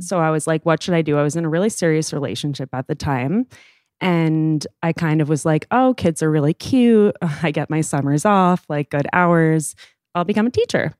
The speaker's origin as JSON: {"language": "English", "town": "New York City", "region": "New York", "country": "United States", "said": "I am thirty years old and I am from New York City."}